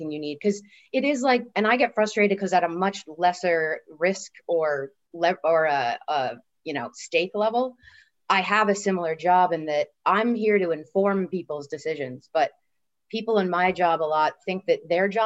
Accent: Dublin, Leinster, Ireland; moved away as an adult; now in Los Angeles, United States; I wasn't born there, but I'm going to say I'm from Dublin, Ireland, where I pretty much spent most of my life and grew up all the formative years.

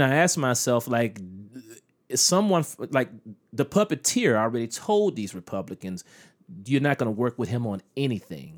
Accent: United States; as an American citizen

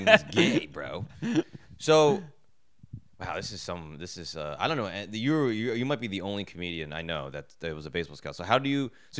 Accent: Edison, New Jersey, United States; I grew up in North Edison, and North Edison was smart, classy, nicer houses.

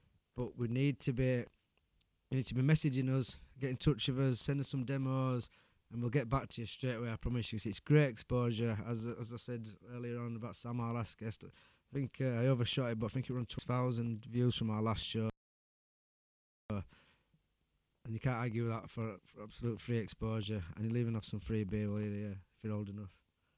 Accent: Ecclesall, Yorkshire and the Humber, United Kingdom; I'm from Ecclesall, mate. We do things differently.

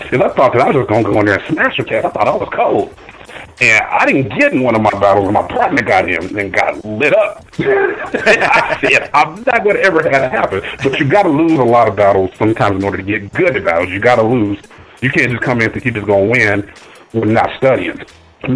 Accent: Ohio, United States; I'm from Ohio.

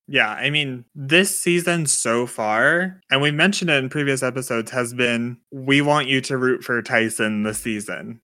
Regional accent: United States; As an American in twenty twenty

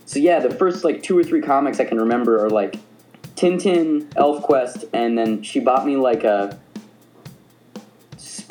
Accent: Tucson, Arizona, United States; moved away; I am originally from Tucson, Arizona, which is the asshole of America

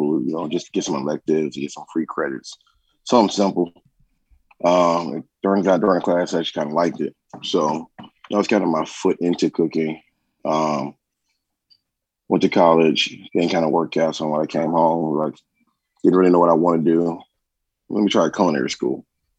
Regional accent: Dallas, Texas, United States; born there; also born or lived in Columbus, Ohio; now in Atlanta, United States; Born in Dallas, Texas. Born in Dallas, lived in Columbus, Ohio. And I've lived here in Atlanta since 2000.

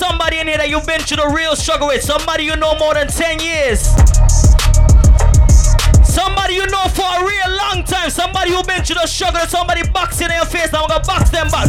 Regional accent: Barbados; Y'all know I'm from Barbados

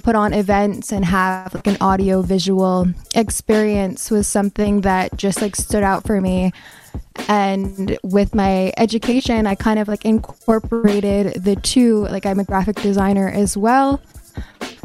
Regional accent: Kahnawake, Quebec, Canada; I am from the Mohawk Nation of Gunawage

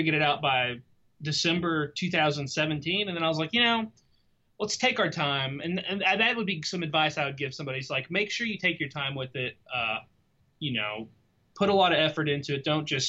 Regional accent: Lexington, Kentucky, United States; I'm from Lexington, Kentucky.

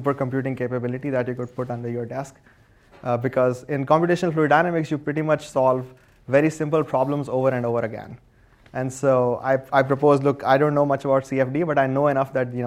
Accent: India; moved away as an adult; now in United States; I grew up in India, and I was an electrical engineer there

